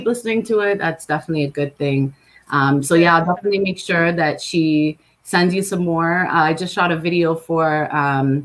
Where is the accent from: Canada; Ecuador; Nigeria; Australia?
Canada; about an hour from Toronto, Ontario; also born or lived in Los Angeles, California, United States; I was born in LA, but I live in Toronto. Well, about an hour from Toronto in Canada. So I was raised out here.